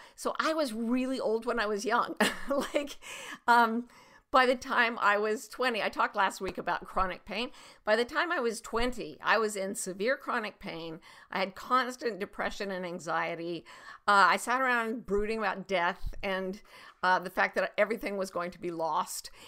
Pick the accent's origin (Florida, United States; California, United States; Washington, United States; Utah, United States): Utah, United States; there was a little pond near my house when I was growing up in Utah